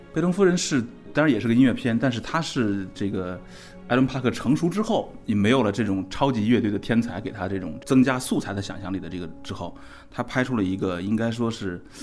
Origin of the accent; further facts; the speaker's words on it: China; 我们中国人